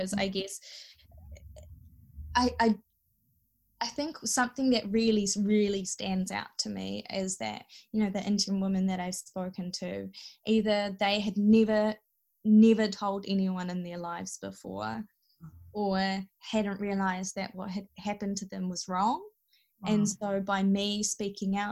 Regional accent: New Zealand; being raised in this culture and being a minority and trying to prove that I am Kiwi

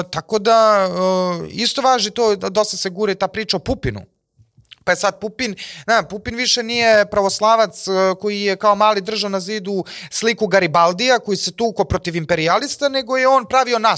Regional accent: Serbia; mi moramo kao Srbi koji su 80-90% protiv NATO pakta

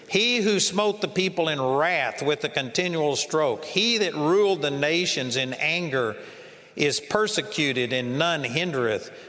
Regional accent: Texas, United States; You know, I'm from Texas, and for a long time I thought that meant that nobody had come out against them.

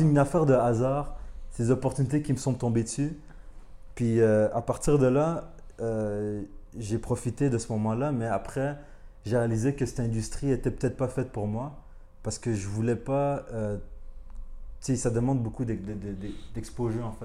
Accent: Montreal, Quebec, Canada; also born or lived in Rwanda / Paris, France; on est arrivé au Canada quand j'avais 4 ans. Puis à partir de là, genre, euh, j'ai grandi à Montréal

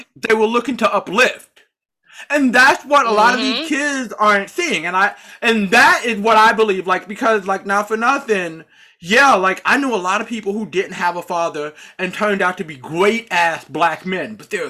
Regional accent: Charlotte, North Carolina, United States; born there; Those of you who may or may not know this, I was born in Charlotte, North Carolina.

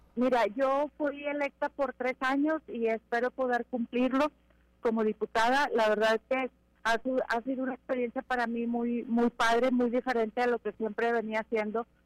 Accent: Mexico; Primero somos mexicanos

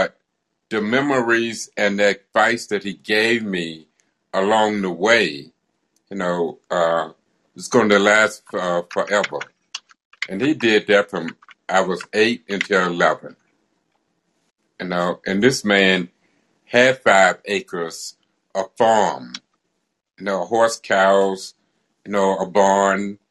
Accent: Arkansas, United States; I was born in Arkansas, down in Scotts

